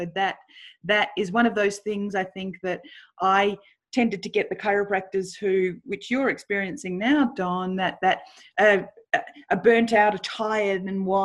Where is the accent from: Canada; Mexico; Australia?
Australia; Melbourne, Victoria; I grew up in Melbourne in Australia